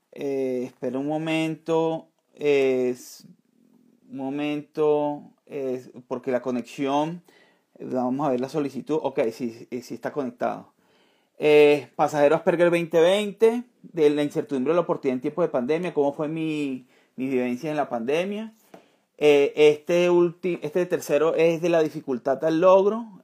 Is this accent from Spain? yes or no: no; Venezuela; now in Colombia; yo soy de Venezuela